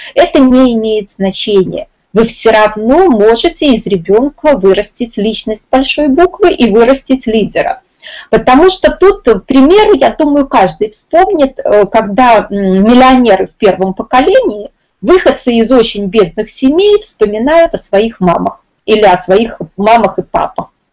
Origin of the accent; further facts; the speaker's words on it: Minsk, Belarus; я из Минска